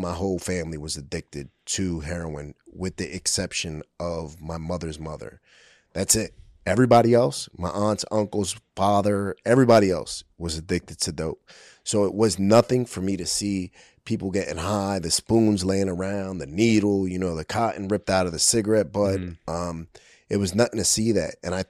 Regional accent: Brooklyn, New York, United States; So, I was born in 1980 in Brooklyn, New York, the Williamsburg area, the South Side, which at that time was Kensington before Kensington. It was an open air drug market.

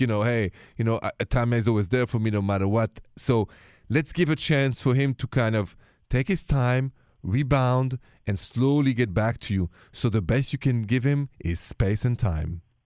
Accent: Paris, Île-de-France, France; accent: French; moved away; I'm from Paris

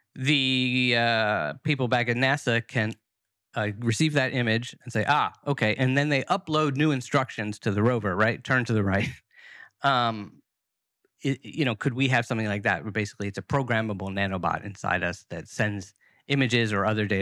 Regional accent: United States; as an American

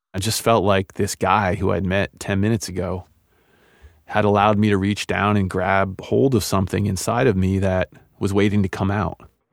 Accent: Maine, United States; a kid from two different cultures growing up in Maine

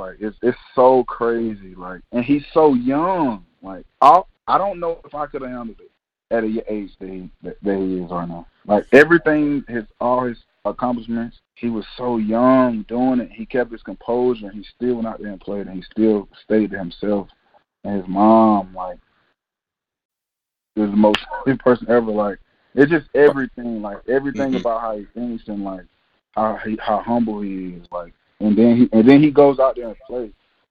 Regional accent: Aliquippa, Pennsylvania, United States; I'm from Aliquippa, Pennsylvania.

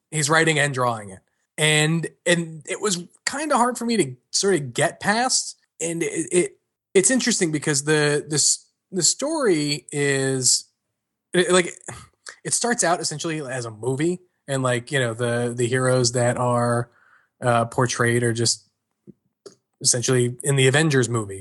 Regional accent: New York, United States; I'm from New York

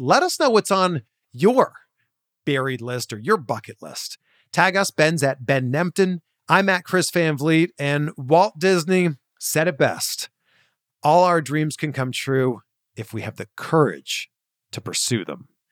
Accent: Canada; a fellow Canadian

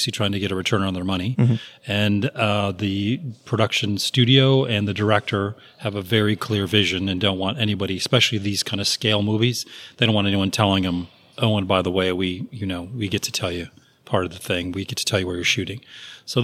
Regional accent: Michigan, United States; I'm from Michigan. Michigan. Small little town

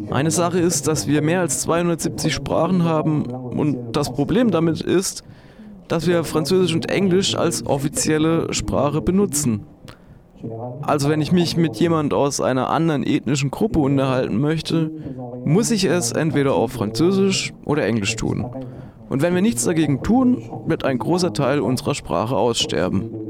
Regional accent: Cameroon; Ich bin in Kamerun geboren und aufgewachsen, aber ich bin auch viel euh, gereist und habe dadurch einen Außenblick auf die Ereignisse.

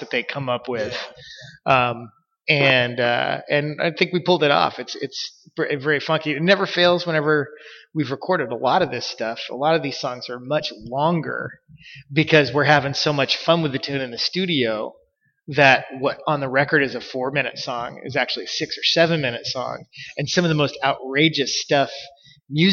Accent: Ashland, United States; I grew up in Ashland

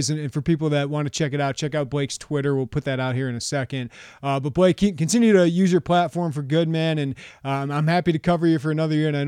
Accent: United States; as as an American dad, I just want to thank the one Australian I talk to regularly.

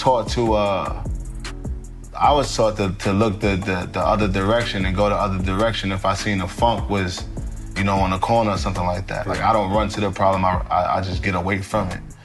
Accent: New York City, New York, United States; I, I come from Harlem. You know, I heard shootouts every day.

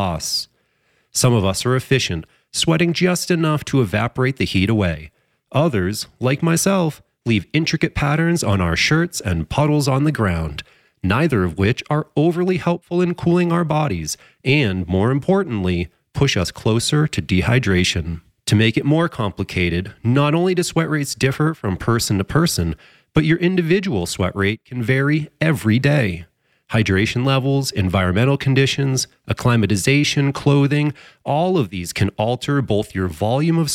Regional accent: New Hampshire, United States; I grew up in New Hampshire.

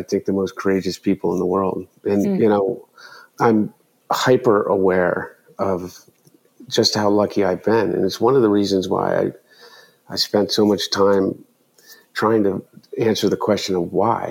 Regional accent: Delaware, United States; growing up in Delaware.

